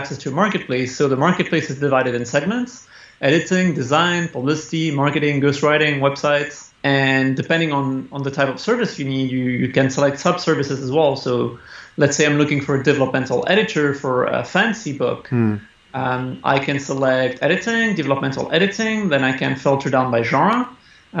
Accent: Spain; I was born in Spain from a French father and an Italian mother.

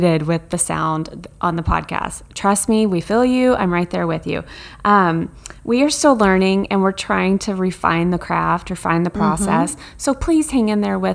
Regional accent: Texas, United States; now in Arizona, United States; I'm originally from Texas. I've lived in Arizona for 15 years now

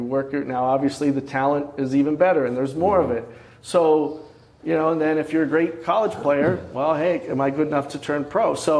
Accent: Scranton, Pennsylvania, United States; Near the Scranton, Pennsylvania.

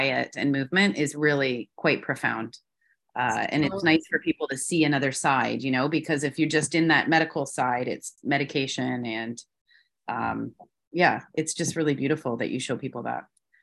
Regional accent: London, Ontario, Canada; moved away as an adult; also born or lived in Ottawa / Toronto; now in Middle East; I'm from London, Ontario

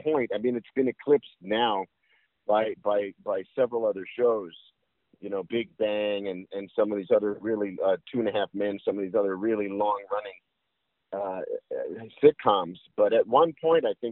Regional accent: New York City, New York, United States; I grew up in New York City

